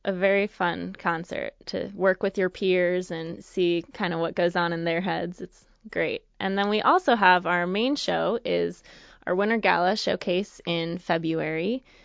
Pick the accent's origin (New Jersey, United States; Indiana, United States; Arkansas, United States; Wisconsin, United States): Wisconsin, United States; just outside of Madison; moved away; I grew up just outside of Madison, Wisconsin